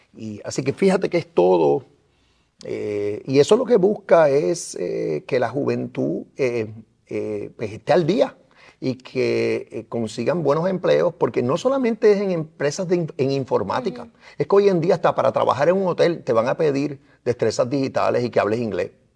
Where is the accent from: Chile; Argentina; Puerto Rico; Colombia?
Puerto Rico; nosotros somos parte de Estados Unidos